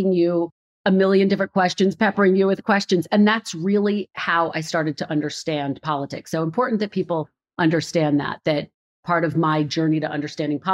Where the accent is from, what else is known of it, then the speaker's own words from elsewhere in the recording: Philadelphia, Pennsylvania, United States; moved away as an adult; also born or lived in Redding, California / Providence, Rhode Island / Burbank, California; now in Washington, DC, United States; Philadelphia, my hometown.